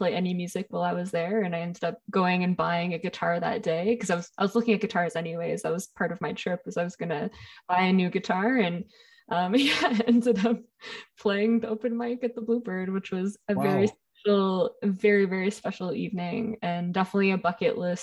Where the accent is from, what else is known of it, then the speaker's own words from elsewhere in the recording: Ontario, Canada; I grew up in Ontario